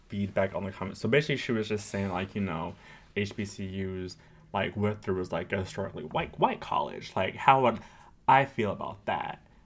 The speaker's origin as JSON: {"language": "English", "town": "Riverside", "region": "California", "country": "United States", "tie": "born or raised there", "said": "Riverside, California, where I was born and raised. Well, not born"}